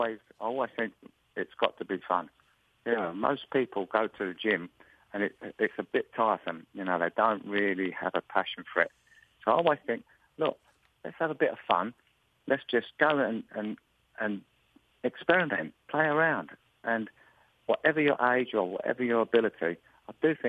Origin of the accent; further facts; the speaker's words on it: England, United Kingdom; accent: English; my accent, please tell me to slow down so the English accent doesn't come across where you can't understand me.